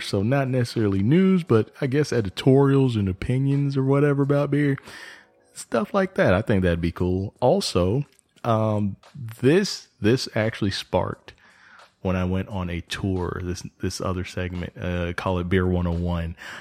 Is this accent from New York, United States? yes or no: no; Texas, United States; moved away; also born or lived in Georgia; I'm originally from Texas, so it's kinda like moving home